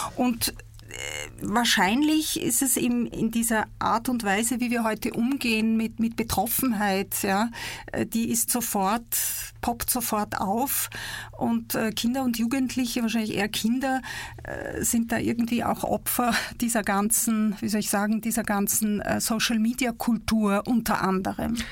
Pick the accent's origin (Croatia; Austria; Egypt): Egypt; born or raised there; now in Basel, Switzerland